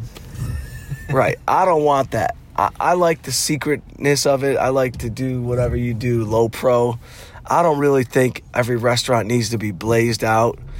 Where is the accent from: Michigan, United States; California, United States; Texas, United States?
Michigan, United States; Detroit; born or raised there